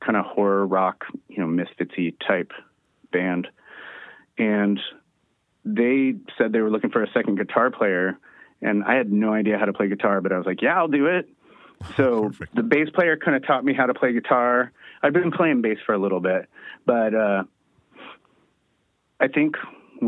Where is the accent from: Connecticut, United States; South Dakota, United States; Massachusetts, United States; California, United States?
California, United States; San Diego; also born or lived in Fort Worth, Texas; I grew up in San Diego, lived here my whole life except for a little bit